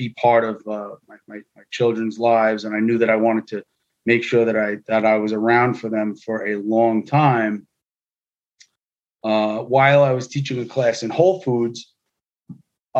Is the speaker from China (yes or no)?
no; New York City, New York, United States; I grew up in New York City. I am first generation American